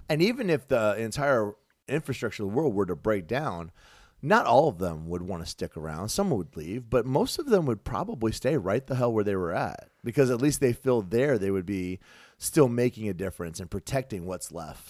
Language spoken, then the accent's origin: English; United States; I'm an American